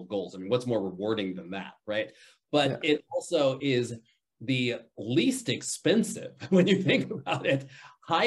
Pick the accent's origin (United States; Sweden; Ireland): United States; Chicago, Illinois; I grew up in Chicago